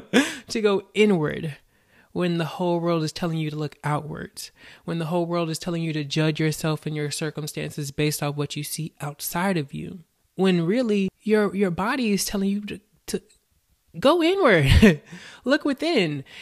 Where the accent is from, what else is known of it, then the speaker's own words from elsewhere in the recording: the South, United States; I was born and raised in the South